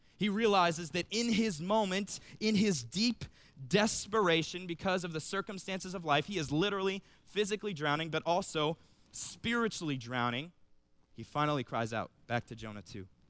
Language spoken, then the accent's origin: English; Cincinnati, Ohio, United States; moved away as an adult; also born or lived in Cedarville, Ohio; I'm originally from Cincinnati